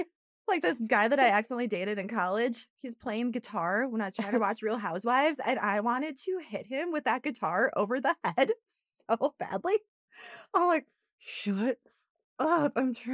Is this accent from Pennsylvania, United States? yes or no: no; Wisconsin, United States; In a small town.